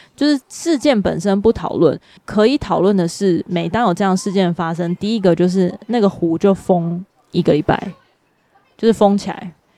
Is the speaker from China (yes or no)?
no; Taiwan; 台湾是一个海岛，然后有几百座的百岳，可是我们在从小，至少我们这个年代，就是从小在读地理或者是在读体育的时候，我们永远都走不出校园